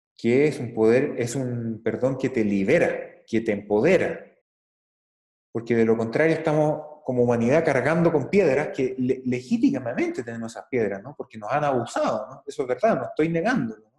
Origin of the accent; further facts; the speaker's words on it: Chile; en Chile, en mi país